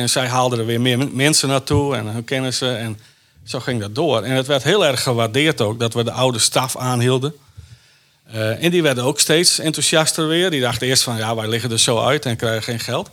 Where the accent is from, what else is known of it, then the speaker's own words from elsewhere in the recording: Wijtgaard, Friesland, Netherlands; moved away; also born or lived in Jakarta; Ik kom uit Wijdgaard, een dorpje, maar Grauw is er vlakbij.